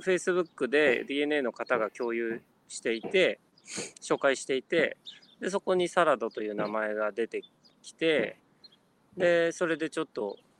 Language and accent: Japanese; Kanagawa, Japan; moved away as an adult; also born or lived in Tokyo; now in New York, United States; もともと生まれも育ちもあの日本で、え神奈川県で育ち